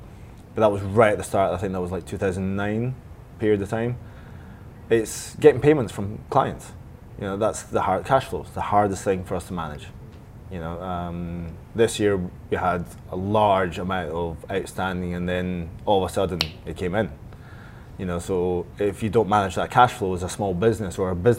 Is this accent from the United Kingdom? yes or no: yes; United Kingdom; I'm British, I need to go.